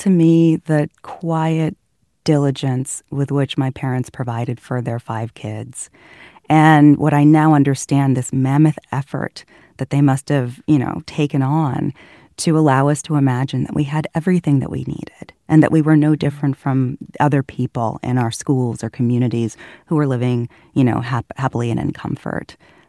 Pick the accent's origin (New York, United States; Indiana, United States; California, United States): California, United States; Fairfield; when we sold the house my siblings and I grew up in Fairfield.